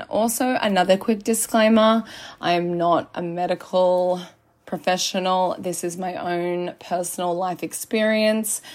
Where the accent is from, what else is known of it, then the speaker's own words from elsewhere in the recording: Byron Bay, New South Wales, Australia; I'm born and raised in Byron